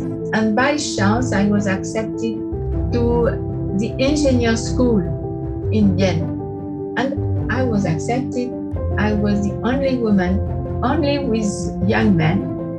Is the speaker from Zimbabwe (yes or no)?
no; Île-de-France, France; born there; English is a second language; I was born in France. My parents were both from Paris, but I was born in a little village near to Paris.